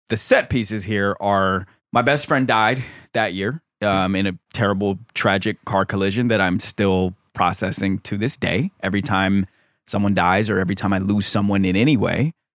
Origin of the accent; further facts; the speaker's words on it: Silver Spring, Maryland, United States; I grew up in Silver Spring, Maryland